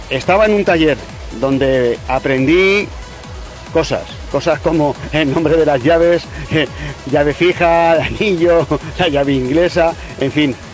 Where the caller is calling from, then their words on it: Utiel, Valencian Community, Spain; de Utiel